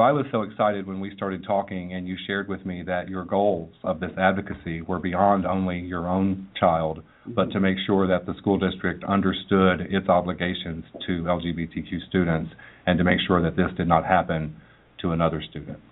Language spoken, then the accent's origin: English; Manchester, Tennessee, United States; I grew up in Middle Tennessee in a small town uh, named Manchester